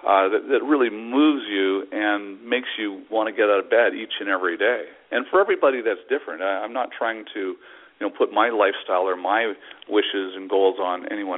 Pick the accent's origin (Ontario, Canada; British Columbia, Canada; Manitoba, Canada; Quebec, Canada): British Columbia, Canada; Vancouver; I'm from Vancouver, Canada